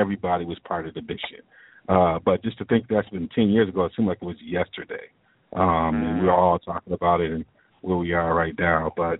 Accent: Southeastern Michigan, United States; I'm from Southeastern Michigan

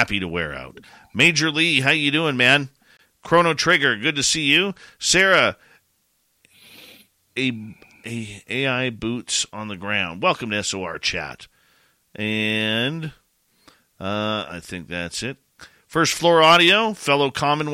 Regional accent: Canada; me being the Canadian

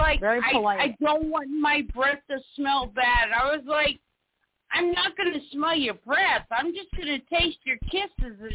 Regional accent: South Carolina, United States; I'm from South Carolina

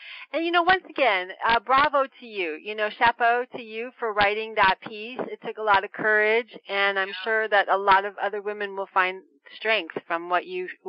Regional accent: Santa Barbara, California, United States; moved away as an adult; also born or lived in Los Angeles, California; now in Paris, France; Santa Barbara, but then I lived in LA for almost 15 years, before I moved.

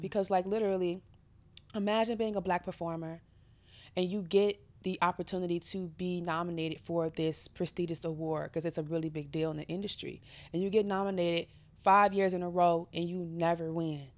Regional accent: United States; as an American woman

